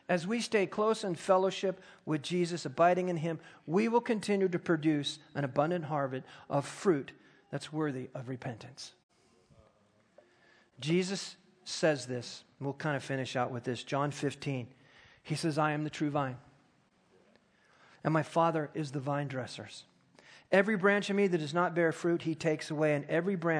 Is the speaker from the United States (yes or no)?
yes; United States; I'm an American